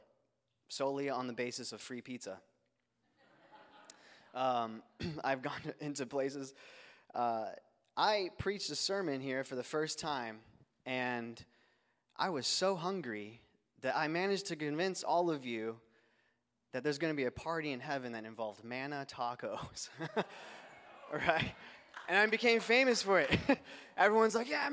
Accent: Phoenix, Arizona, United States; I'm from Phoenix, Arizona

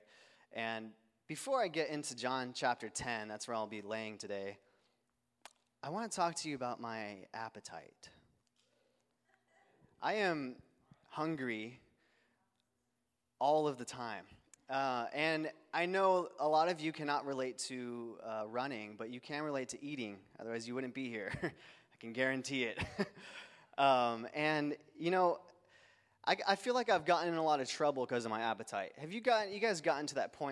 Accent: Phoenix, Arizona, United States; I'm from Phoenix, Arizona

